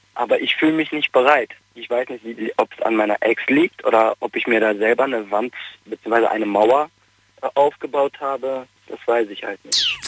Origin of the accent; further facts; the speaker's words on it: North Rhine-Westphalia, Germany; moved away as an adult; also born or lived in Bavaria; ich bin ja aus Nordrhein-Westfalen